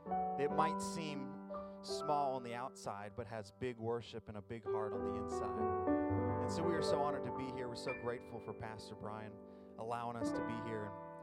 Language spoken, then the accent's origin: English; North Carolina, United States; moved away; we're both from North Carolina.